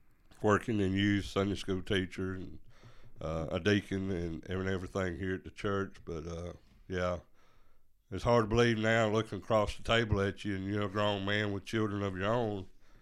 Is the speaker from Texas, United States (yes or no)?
no; Commerce, Georgia, United States; I'm the oldest of two boys raised by a single mom. I grew up in Commerce, born in Commerce. I'm one of those who was actually born in what used to be BJC Northridge.